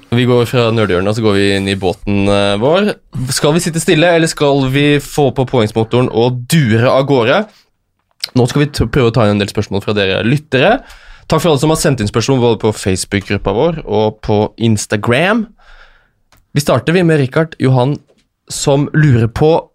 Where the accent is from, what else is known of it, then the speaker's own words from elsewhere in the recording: Lørenskog, Akershus, Norway; hjemme på Lørenskog